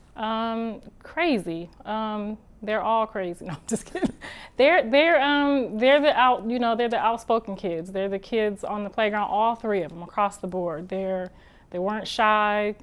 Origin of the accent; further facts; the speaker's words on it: Ohio, United States; moved away as an adult; now in Los Angeles, United States; I'm from Ohio